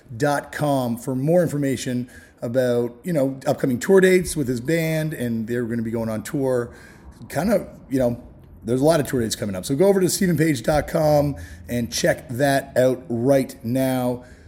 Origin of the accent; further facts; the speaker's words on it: Toronto, Ontario, Canada; growing up in Toronto